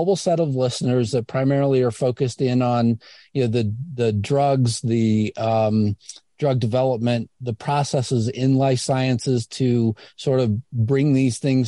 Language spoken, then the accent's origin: English; Indiana, United States; I'm a kid from Indiana